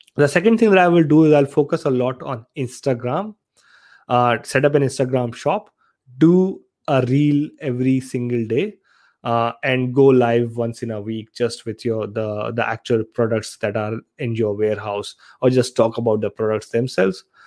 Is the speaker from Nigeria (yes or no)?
no; Aligarh, Uttar Pradesh, India; moved away as an adult; also born or lived in Saharanpur; now in Australia; I'm actually from Aligarh, Uttar Pradesh in India. I was born in Saharanpur